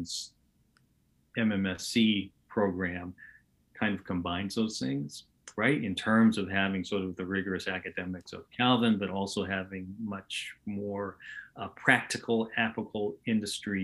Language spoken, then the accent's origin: English; Portland, Oregon, United States; moved away as an adult; also born or lived in Los Angeles; my entire life growing up in Portland, Oregon